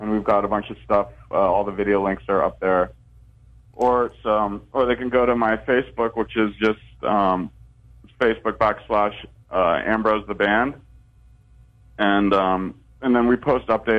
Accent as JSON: {"language": "English", "region": "Northern California", "country": "United States", "tie": "born or raised there", "said": "I grew up in Northern California"}